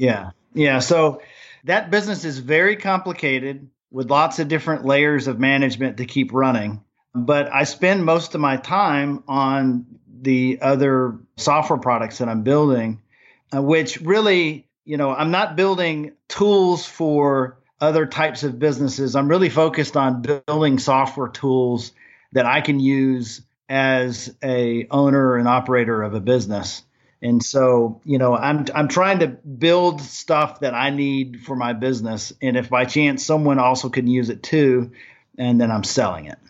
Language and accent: English; Germany; now in Nashville, United States; I grew up in Germany